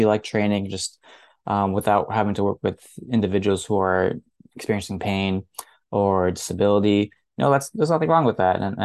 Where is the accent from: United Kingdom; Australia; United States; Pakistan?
United States; New Jersey; I grew up in New Jersey, so I'm a New Jersey resident.